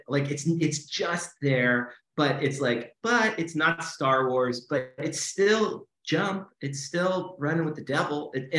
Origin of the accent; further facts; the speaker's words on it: Los Angeles, California, United States; I just remember growing up in this neighborhood